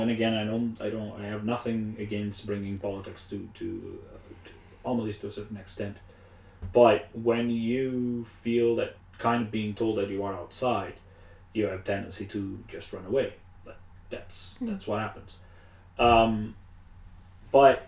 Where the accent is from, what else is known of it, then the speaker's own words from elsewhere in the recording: Portugal; moved away; back home, Portugal. I am from Portugal.